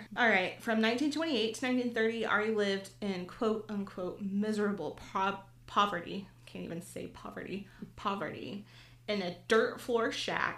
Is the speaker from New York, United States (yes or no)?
no; Tulsa, Oklahoma, United States; as a Tulsa native